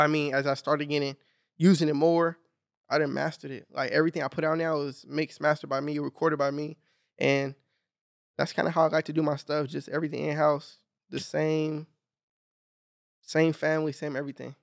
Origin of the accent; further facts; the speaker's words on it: Long Beach, California, United States; I grew up in Long Beach, north